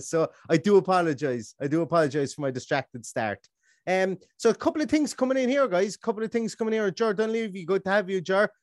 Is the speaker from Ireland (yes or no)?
yes; Ballingarry, Munster, Ireland; the metro- metropolis of Ballingarry, my hometown in Limerick